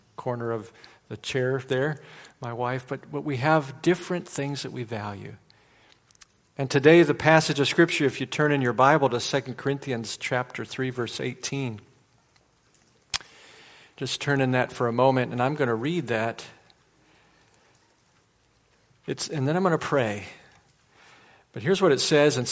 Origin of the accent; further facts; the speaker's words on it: Chicago, Illinois, United States; now in Charleston, United States; I'm originally from Chicago, the land of Michael Jordan